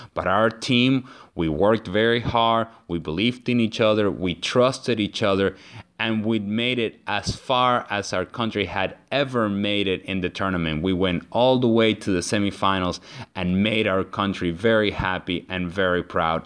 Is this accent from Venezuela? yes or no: yes; Venezuela; I'm originally from Venezuela, a country down in South America